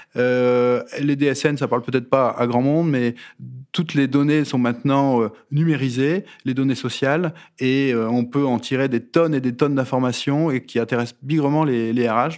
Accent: the North, Hauts-de-France, France; moved away as an adult; now in Rueil-Malmaison, France; je suis du Nord

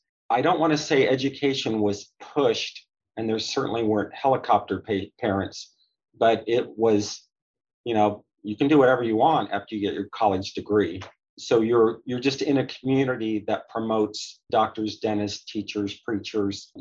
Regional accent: Chattanooga, Tennessee, United States; also born or lived in Michigan / Indiana; now in Orlando, United States; I was technically born in Michigan, but my parents then went to Indiana. My dad got his PhD at Purdue. And so then as a preschooler, first memories in Chattanooga, Tennessee. So I lived in Chattanooga, Tennessee, outside of their Collegedale

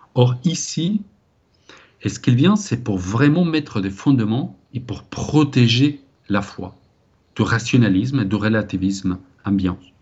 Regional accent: Spain; ici un Espagnol qui vous parle

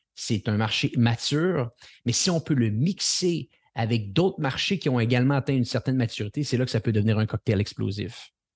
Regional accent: Montreal, Quebec, Canada; accent: Quebec; je ne suis pas de la France. Je suis, euh, je suis du Canada. Je vis euh, à Montréal, au Québec

